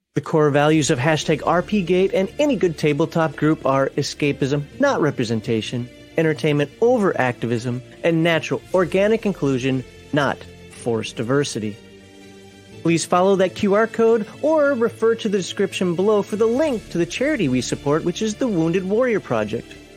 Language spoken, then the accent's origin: English; United States; I'm American and we pronounce her J's